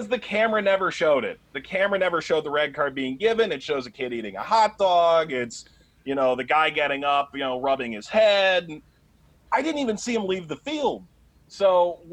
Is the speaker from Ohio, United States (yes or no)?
yes; Cleveland, Ohio, United States; moved away as an adult; also born or lived in New York; I grew up in Cleveland